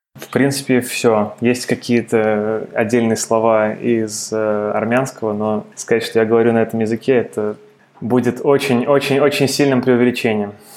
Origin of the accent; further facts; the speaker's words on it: Moscow, Russia; moved away as an adult; also born or lived in United States; я родился и вырос в Москве